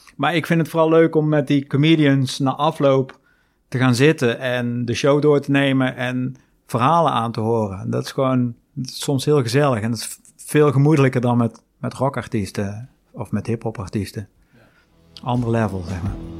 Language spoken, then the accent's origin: Dutch; Netherlands